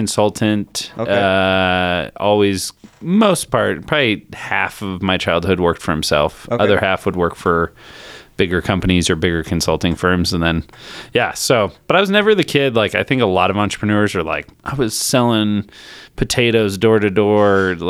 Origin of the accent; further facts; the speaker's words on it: Chicago, Illinois, United States; also born or lived in Colorado; So I grew up in kind of half and half, half Chicago, half Colorado.